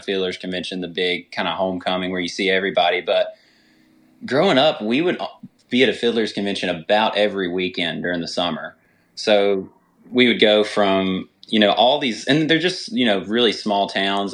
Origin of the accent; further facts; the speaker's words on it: Galax, Virginia, United States; I actually grew up in, uh, Galax, Virginia